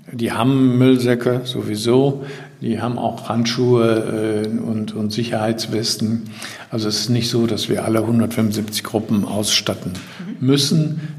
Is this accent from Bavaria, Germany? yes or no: no; Düsseldorf, North Rhine-Westphalia, Germany; ich stamme aber ursprünglich aus Düsseldorf